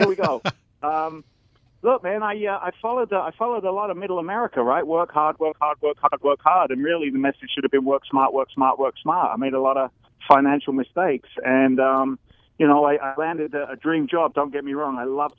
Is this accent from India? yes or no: no; London, United Kingdom; accent: Cockney; also born or lived in New York City, United States / Wheeling, United States; I was born in London. I'm actually a Cockney, my old China.